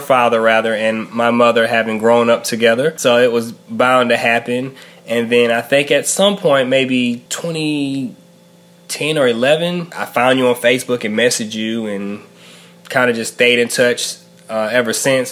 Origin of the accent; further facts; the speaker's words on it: Macon, Georgia, United States; also born or lived in Savannah, Georgia / Albany, Georgia; now in Raleigh, United States; I hail from Macon, Georgia, currently in Raleigh, North Carolina